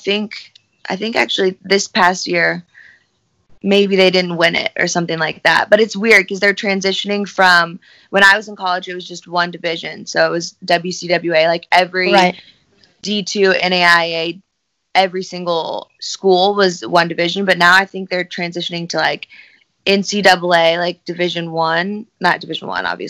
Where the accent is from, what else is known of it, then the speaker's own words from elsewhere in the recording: Southern Illinois, United States; also born or lived in Bristol, Tennessee; I'm from Southern Illinois, so I kind of live close to Nashville, in that area